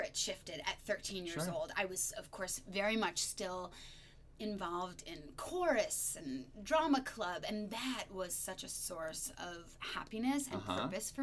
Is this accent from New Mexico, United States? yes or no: no; upstate New York, United States; moved away as an adult; also born or lived in Chicago; I'm from upstate New York